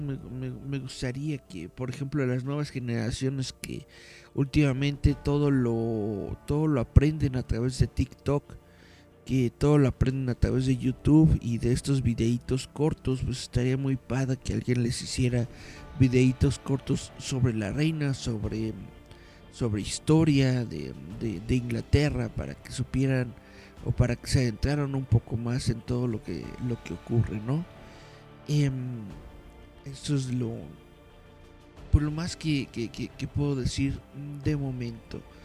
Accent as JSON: {"language": "Spanish", "country": "Mexico", "said": "Nosotros somos mexicanos"}